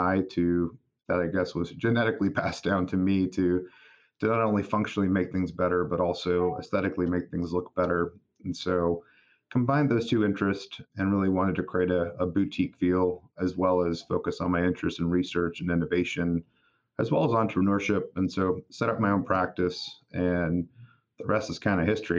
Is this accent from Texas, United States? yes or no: yes; South Texas, United States; I'm a Texas kiddo, born and raised in South Texas